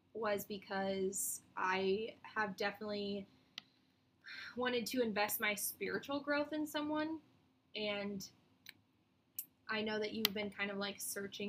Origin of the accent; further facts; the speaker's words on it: Iowa, United States; I'm from Iowa